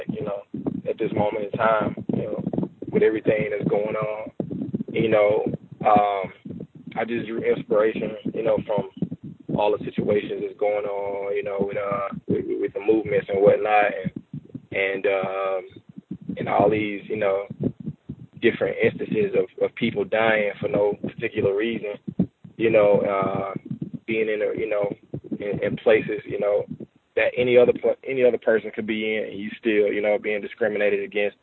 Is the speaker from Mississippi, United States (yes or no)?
yes; Jackson, Mississippi, United States; I'm from Jackson, Mississippi